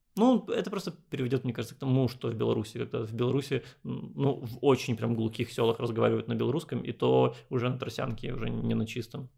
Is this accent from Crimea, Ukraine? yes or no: no; Odesa, Odesa Oblast, Ukraine; как я рос, я рос в Одессе